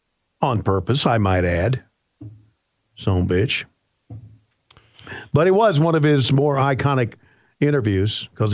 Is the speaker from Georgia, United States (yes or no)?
yes; Warner Robins, Georgia, United States; I'm from Warner Robins, Georgia. We're smarter in Warner Robins, Georgia than we are in Woodstock, Georgia.